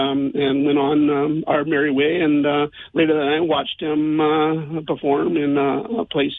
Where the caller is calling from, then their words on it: West Coast, United States; First off, I'm calling from the West Coast, too.